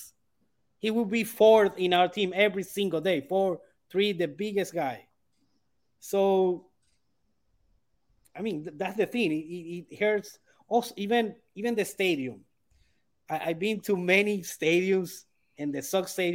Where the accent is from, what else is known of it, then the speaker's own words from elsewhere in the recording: Maracaibo, Zulia, Venezuela; Maracaibo, my city